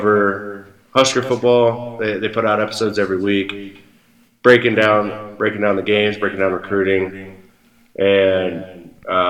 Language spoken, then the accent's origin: English; Nebraska, United States; growing up in Nebraska